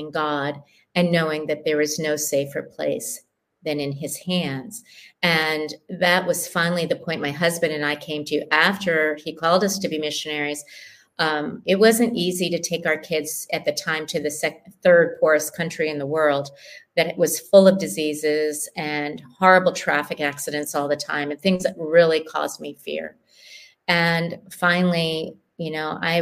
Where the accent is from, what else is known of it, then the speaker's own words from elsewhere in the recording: United States; moved away as an adult; now in Kenya; as an American